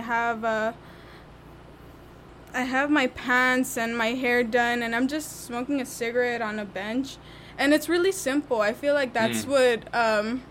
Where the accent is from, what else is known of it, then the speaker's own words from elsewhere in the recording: Los Angeles, California, United States; Pico Union, born and raised